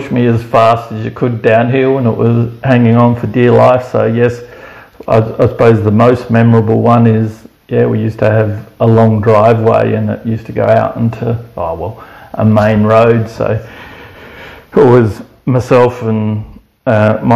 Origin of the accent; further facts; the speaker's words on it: Berri, South Australia, Australia; moved away; also born or lived in Penrith, New South Wales; born in the Riverland or Berry in South Australia